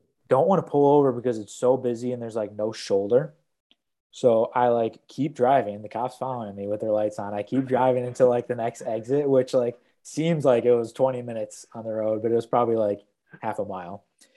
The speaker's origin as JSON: {"language": "English", "town": "Milwaukee", "region": "Wisconsin", "country": "United States", "moved": "yes", "lives_now": "Iowa City, United States", "said": "I was going from Des Moines back home to Milwaukee"}